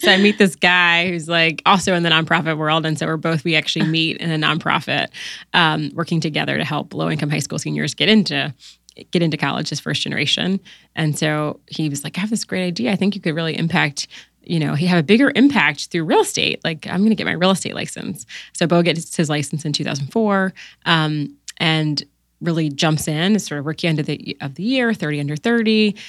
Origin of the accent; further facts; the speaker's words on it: Newport News, Virginia, United States; moved away as an adult; also born or lived in Washington, D.C.; I grew up in, uh, Newport News, Virginia